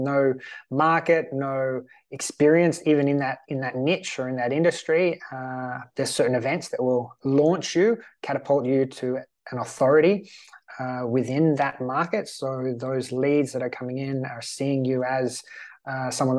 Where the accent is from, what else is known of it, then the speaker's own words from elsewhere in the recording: Australia; also born or lived in Sweden; now in Malta; I'm Australian. I'm currently living in Sweden.